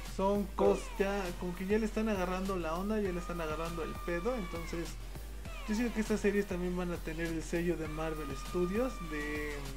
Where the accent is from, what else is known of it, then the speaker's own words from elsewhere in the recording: Mexico; porque somos de México y nosotros tenemos pues porque somos mexicanos